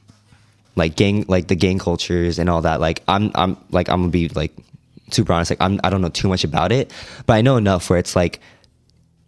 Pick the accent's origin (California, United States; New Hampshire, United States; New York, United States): California, United States; San Jose; moved away as an adult; also born or lived in Santa Cruz; now in Southern California, United States; I grew up in San Jose